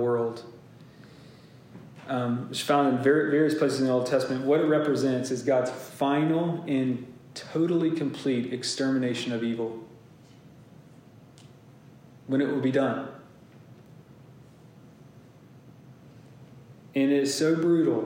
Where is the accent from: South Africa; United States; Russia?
United States; Lincolnton, Georgia; moved away; I grew up in Lincolnton, Georgia